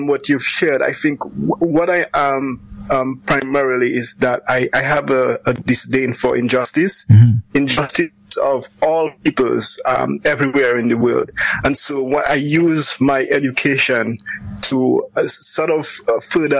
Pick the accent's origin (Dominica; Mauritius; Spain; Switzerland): Dominica; Kalinago Territory, Saint David; growing up in the Kalinago territory